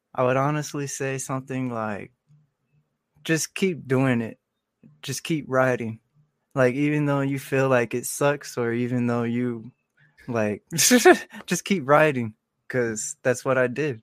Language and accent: English; Marana, Arizona, United States; also born or lived in Tucson, Arizona; I was born in Tucson, and then w, like, when I turned six or seven, we moved to Marana, and I just been, uh, raised here ever since in Marana.